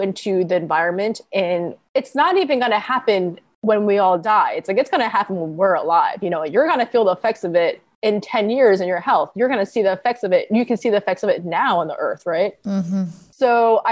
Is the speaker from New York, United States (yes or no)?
yes; Long Island, New York, United States; also born or lived in Connecticut; I grew up on Long Island